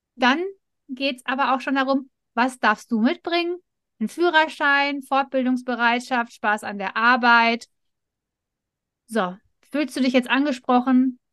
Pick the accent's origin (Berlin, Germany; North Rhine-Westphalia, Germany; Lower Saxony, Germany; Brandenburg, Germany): North Rhine-Westphalia, Germany; Ruhr area; wir kommen mitten aus dem Pott